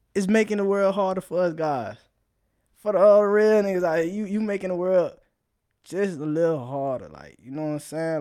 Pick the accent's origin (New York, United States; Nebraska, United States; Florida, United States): Florida, United States; South; I'm from South Florida, so, you know, vibing what we do. That's all we do down there